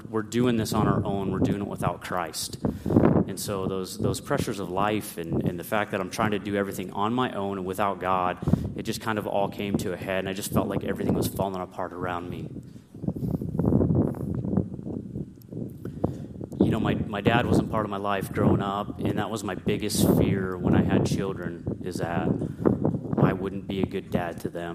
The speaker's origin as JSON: {"language": "English", "region": "Pennsylvania", "country": "United States", "tie": "born or raised there", "moved": "yes", "lives_now": "Nebraska, United States", "said": "I grew up in Pennsylvania"}